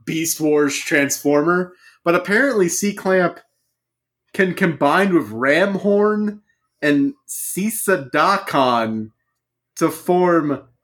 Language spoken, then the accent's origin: English; Louisiana, United States; I grew up in Louisiana